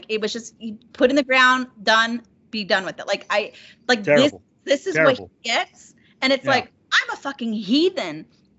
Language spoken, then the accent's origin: English; New Mexico, United States; Yes, I'm Navajo, or Diné, as we're called now. I'm Navajo. I'm originally from New Mexico.